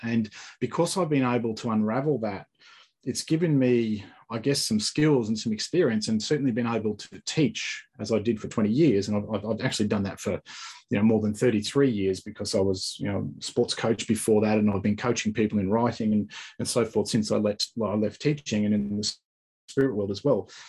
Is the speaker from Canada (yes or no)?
no; Australia; also born or lived in Sunshine Coast, Queensland; I talk a bit different to you. So um, I'm from Australia